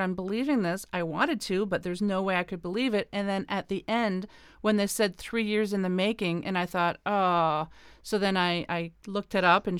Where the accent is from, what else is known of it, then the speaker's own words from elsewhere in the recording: the Maritimes, Canada; now in Ontario, Canada; I'm a Maritimer from the East Coast, born and raised right by the ocean